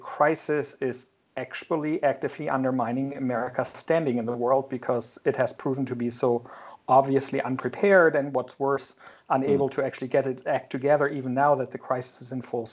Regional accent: Germany; moved away as an adult; now in United States; I grew up in Germany

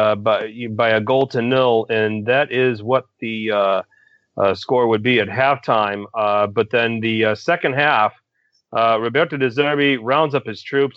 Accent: Milwaukee, Wisconsin, United States; my hometown, Milwaukee

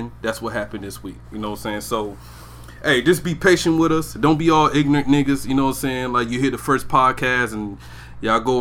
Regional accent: Brunswick, Georgia, United States; also born or lived in Riverside, California / Maryland; But I was raised in Georgia. St. Simon's Island, Georgia. Glenn County. Brunswick

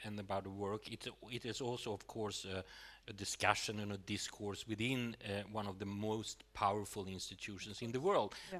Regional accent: Sweden; growing up in Sweden in the 70s

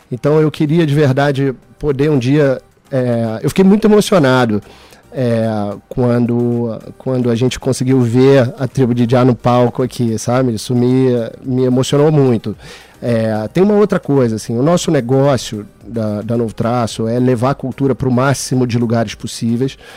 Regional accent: Rio de Janeiro, Brazil; Eu sou carioca.

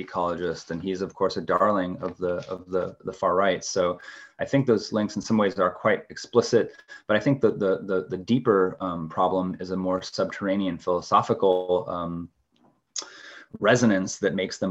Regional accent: Pacific Northwest, United States; growing up in the Pacific Northwest

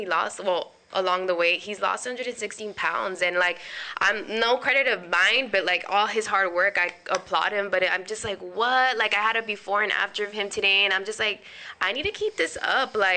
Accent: Cudahy, California, United States; I'm from Cudahy, California

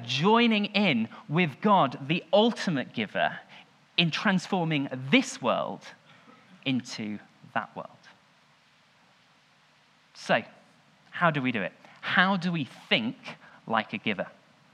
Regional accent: Leicester, East Midlands, United Kingdom; I was born in the Leicester Royal Infirmary.

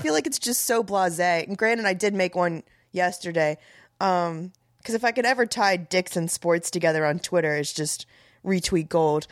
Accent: Tampa, Florida, United States; also born or lived in Miami; raised in Tampa

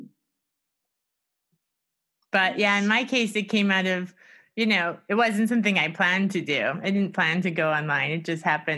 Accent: United States; moved away; I'm from the States

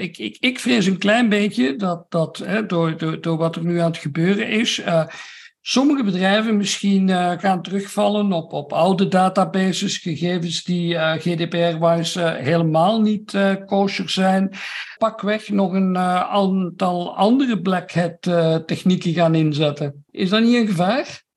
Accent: Belgium; altijd als Belg

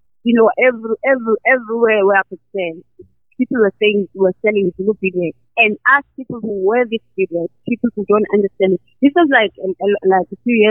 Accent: KwaZulu-Natal, South Africa; moved away; I am Zulu, I'm from KwaZulu-Natal

